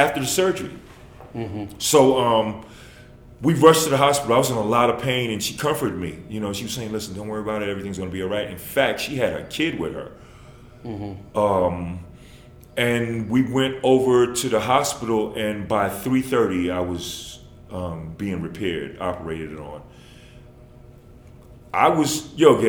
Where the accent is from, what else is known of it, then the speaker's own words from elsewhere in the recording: New York, United States; moved away; I'm from New York